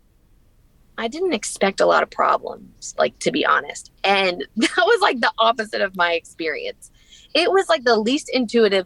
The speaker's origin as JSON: {"language": "English", "region": "the South", "country": "United States", "also_born_or_lived": "New York", "moved": "as an adult", "said": "we're from the South"}